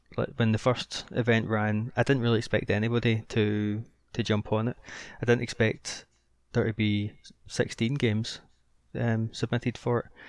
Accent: Scotland, United Kingdom; I'm Scottish

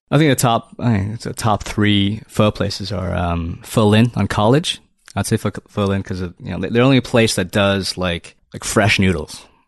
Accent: Toronto, Ontario, Canada; I'm from Toronto. I'm from Toronto

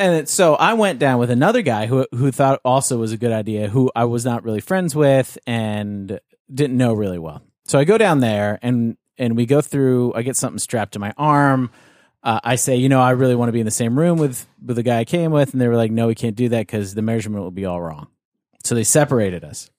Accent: Raleigh, North Carolina, United States; I'm from Raleigh

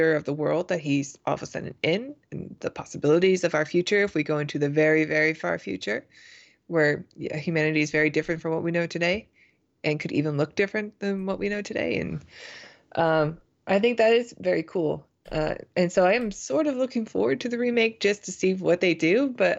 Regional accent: British Columbia, Canada; now in United States; I used to tell people when I first moved to the US that I was from British Columbia.

